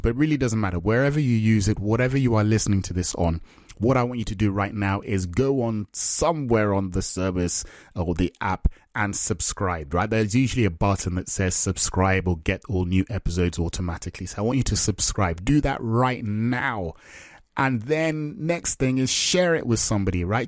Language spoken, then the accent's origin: English; Nigeria; now in England; I'm Nigerian.